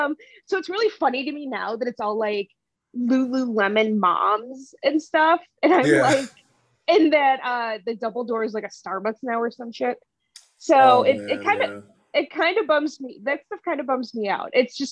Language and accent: English; Oak Forest, Illinois, United States; also born or lived in Bridgeport, Chicago / Rogers Park, Chicago / Wicker Park, Chicago; my family's originally from Bridgeport, the Bridgeport Canaryville area. I went to high school in the Southwest Burbs, so I graduated from Oak Forest.